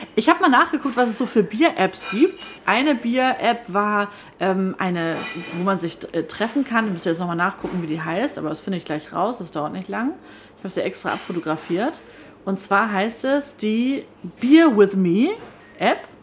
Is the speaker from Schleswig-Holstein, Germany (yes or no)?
yes; Kayhude, Schleswig-Holstein, Germany; Ich bin ja in Kelhuda aufgewachsen und das ist direkt nebenan